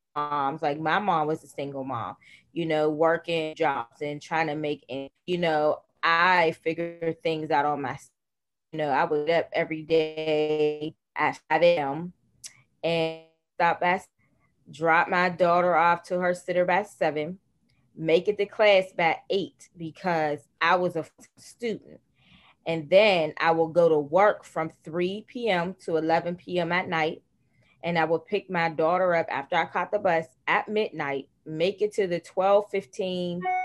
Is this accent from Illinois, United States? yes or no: no; Pittsburgh, Pennsylvania, United States; born or raised there